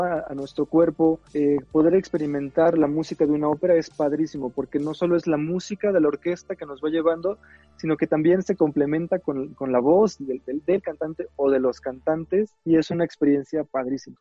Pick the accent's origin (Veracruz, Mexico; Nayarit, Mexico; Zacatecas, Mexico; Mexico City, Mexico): Veracruz, Mexico; Xalapa; Yo soy de Jalapa, en Veracruz